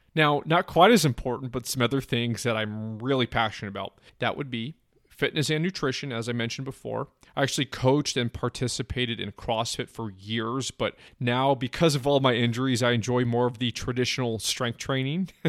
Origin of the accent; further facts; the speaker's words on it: San Francisco Bay Area, East Bay, California, United States; I grew up in the San Francisco Bay Area, the East Bay to be exact